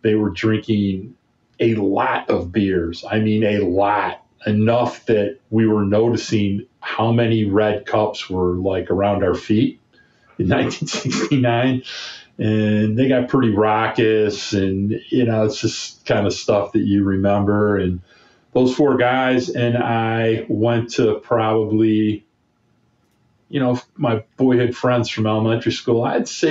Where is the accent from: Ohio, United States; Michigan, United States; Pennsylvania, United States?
Michigan, United States; Oak Park; growing up in Oak Park, Michigan, with my buddies